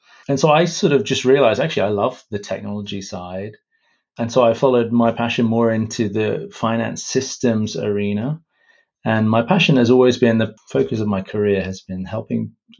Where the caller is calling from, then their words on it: Brighton, South East England, United Kingdom; So I'm joining from the UK. I live in a city called Brighton on the south coast of the UK